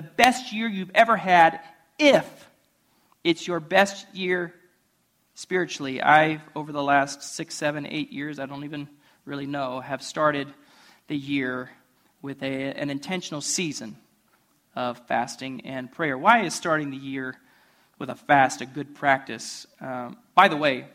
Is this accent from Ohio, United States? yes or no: yes; Ohio, United States; moved away; I'm from Ohio.